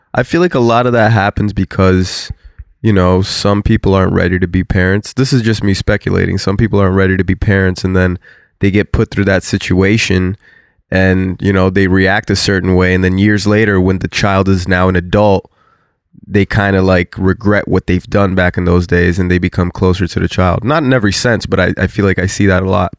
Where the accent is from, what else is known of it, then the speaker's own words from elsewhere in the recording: South Florida, United States; we're from South Florida